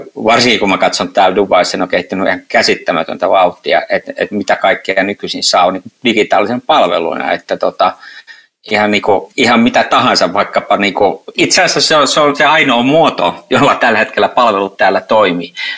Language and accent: Finnish; Helsinki, Uusimaa, Finland; Helsinki, niin on oman kotikaupunkini.